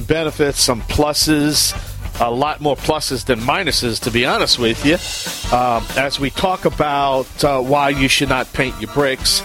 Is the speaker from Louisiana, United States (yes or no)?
yes; Bayou Land, Louisiana, United States; I am the Cajun Man from the Bayou Land